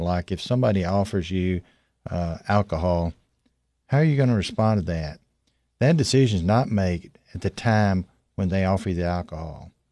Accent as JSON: {"language": "English", "region": "Tennessee", "country": "United States", "tie": "born or raised there", "said": "I grew up in Tennessee"}